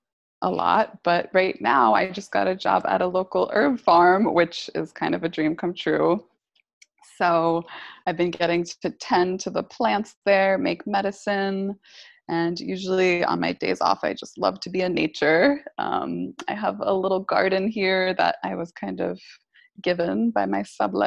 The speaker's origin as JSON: {"language": "English", "region": "East Coast", "country": "United States", "tie": "born or raised there", "also_born_or_lived": "California", "said": "Yeah, I grew up on the East Coast. So I'm back here."}